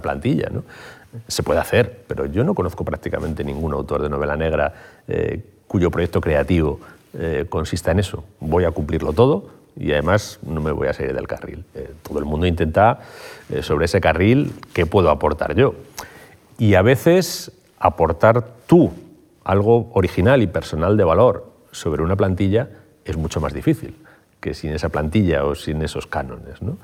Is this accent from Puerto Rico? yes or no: no; Madrid, Community of Madrid, Spain; also born or lived in Carabanchel, Madrid / Getafe; mis primeros cuatro años de vida fueron en Getafe. Luego me trasladé a Madrid. Durante bastante tiempo viví en Madrid